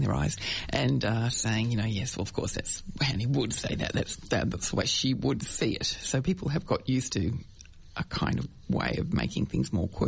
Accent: Brighton, Victoria, Australia; I grew up in Brighton

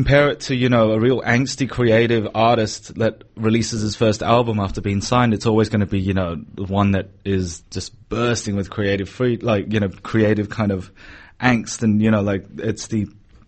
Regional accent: Sydney, New South Wales, Australia; moved away as an adult; now in Melbourne, Australia; I did have a great time, you know, growing up there

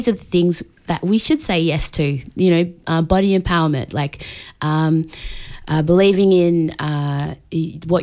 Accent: Australia; I'm Australian born, but my heritage is from Tonga.

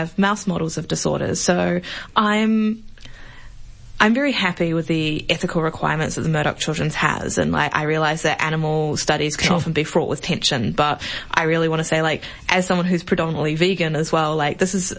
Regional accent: New Zealand; now in Australia; I'm from New Zealand

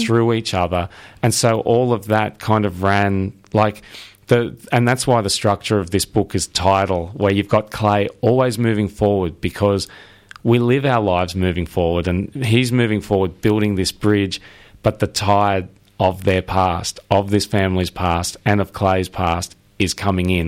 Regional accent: Sydney, New South Wales, Australia; I'm from Sydney

